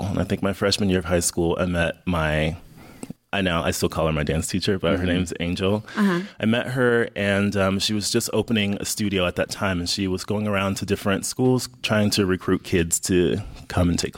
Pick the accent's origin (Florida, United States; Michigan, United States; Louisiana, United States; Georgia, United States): Florida, United States; Miami; also born or lived in Jacksonville, Florida; I'm originally from Miami, Florida